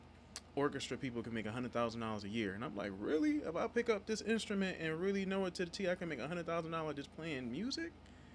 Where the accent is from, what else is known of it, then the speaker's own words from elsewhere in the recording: Philadelphia, Pennsylvania, United States; growing up in Philly